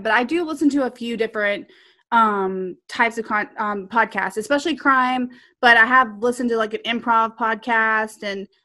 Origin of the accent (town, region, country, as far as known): Texas, United States; accent: serious Texas